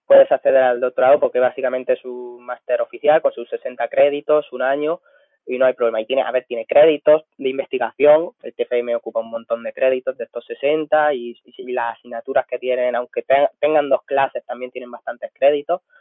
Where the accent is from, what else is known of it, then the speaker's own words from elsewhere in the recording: Villena, Valencian Community, Spain; también soy nutricionista del equipo de fútbol del Villena Club de Fútbol, que es el equipo de mi pueblo.